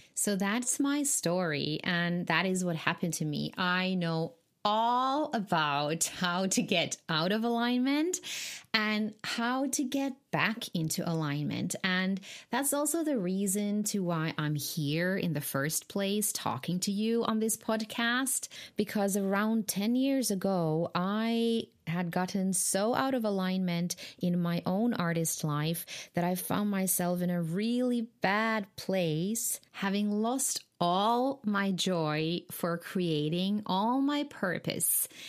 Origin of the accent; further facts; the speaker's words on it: Finland; moved away; I'm originally from Finland